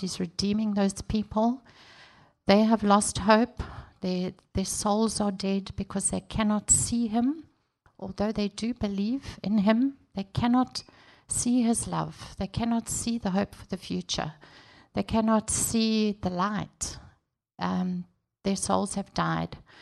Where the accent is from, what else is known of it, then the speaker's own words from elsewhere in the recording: South Africa; moved away as an adult; also born or lived in Durban, South Africa; now in Congo (DRC); I'm from South Africa